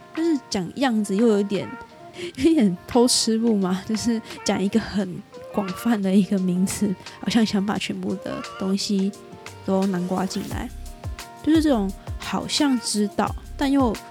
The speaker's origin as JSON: {"language": "Chinese", "country": "Taiwan", "said": "我是台湾人"}